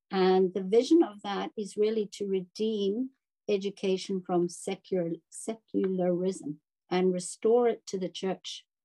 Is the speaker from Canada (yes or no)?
yes; Victoria, British Columbia, Canada; we're from Victoria, I'm from Victoria